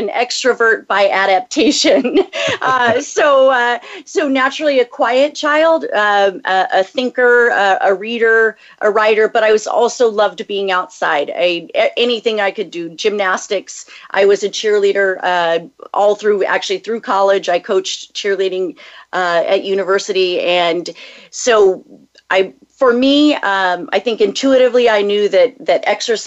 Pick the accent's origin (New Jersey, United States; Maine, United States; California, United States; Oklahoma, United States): California, United States; just south of Los Angeles; also born or lived in Texas; I'm a native Californian, and I grew up just south of Los Angeles, about 45 minutes drive north of where I live now